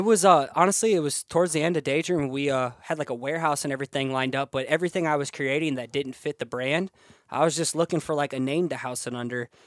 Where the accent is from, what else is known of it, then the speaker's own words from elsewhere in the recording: Cedar Falls, Iowa, United States; I'm from Iowa